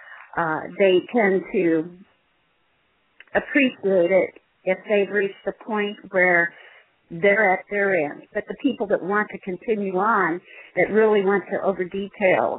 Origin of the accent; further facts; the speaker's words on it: Midwest, United States; I was born and raised in the Midwest